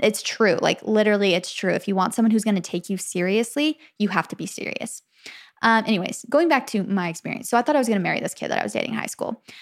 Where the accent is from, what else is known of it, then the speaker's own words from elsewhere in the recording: Arizona, United States; moved away; also born or lived in Santa Clara, California; I grew up in Arizona, though. So when I was about two, we moved to Arizona